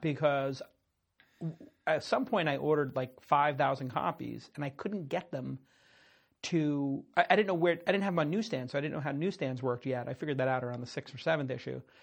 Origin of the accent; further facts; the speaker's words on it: New York City, New York, United States; I grew up in Brooklyn.